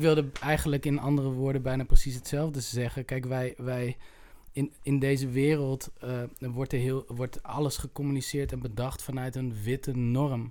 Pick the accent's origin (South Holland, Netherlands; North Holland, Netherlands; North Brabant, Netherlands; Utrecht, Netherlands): Utrecht, Netherlands; ik kom uit Utrecht.